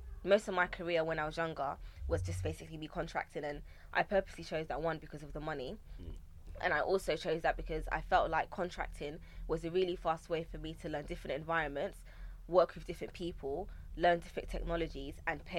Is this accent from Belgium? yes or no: no; England, United Kingdom; No, I've never been. I'm very British. Mum and dad were born here. I've never been. I don't speak the language, neither did they. Well, my dad does. He's Ga. I'm Ga.